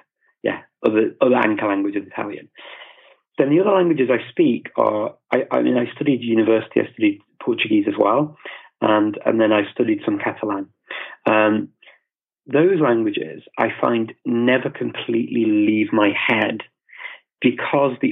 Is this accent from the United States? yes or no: no; England, United Kingdom; also born or lived in Macedonia / Indonesia; now in North Macedonia; saya dari English, I'm from England or the UK.